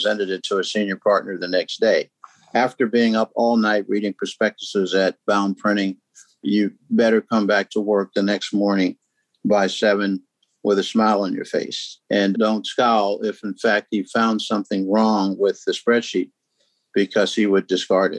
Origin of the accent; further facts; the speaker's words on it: Indianapolis, Indiana, United States; also born or lived in Tennessee; My father and mother stopped in Indianapolis, Indiana, where I grew up